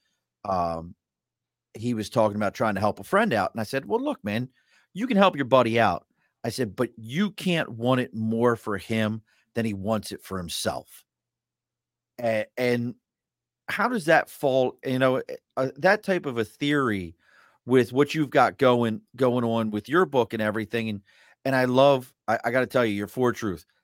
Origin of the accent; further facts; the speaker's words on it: Baltimore, Maryland, United States; I grew up in East Baltimore